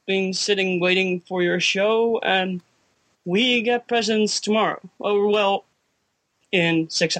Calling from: Netherlands; from the Netherlands. From the Netherlands.

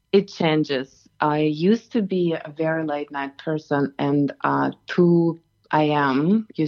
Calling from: Katoomba, New South Wales, Australia; I am calling from Katoomba and um, it's rather chill morning here.

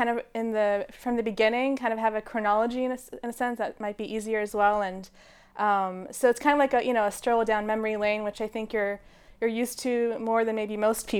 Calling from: Berlin, Germany; Yes, I'm actually in Berlin, Germany. This is where I'm based.

